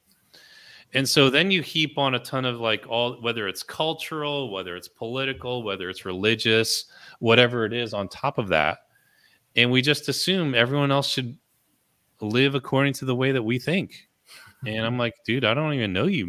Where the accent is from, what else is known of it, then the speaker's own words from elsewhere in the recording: California, United States; I was born in California